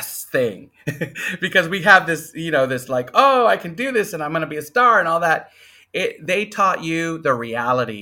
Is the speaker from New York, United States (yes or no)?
no; San Antonio, Texas, United States; also born or lived in Kentucky / Colorado; I was raised mostly in San Antonio